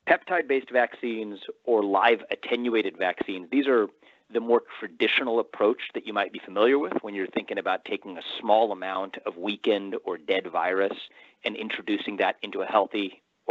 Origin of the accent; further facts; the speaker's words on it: Cincinnati, Ohio, United States; moved away as an adult; also born or lived in New York City; I'm now in Ohio, where I have the support of my parents. It's where I grew up.